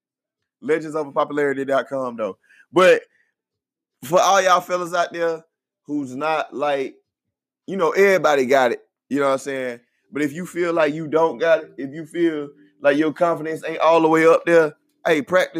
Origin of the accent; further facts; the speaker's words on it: Houston, Texas, United States; I'm from Houston.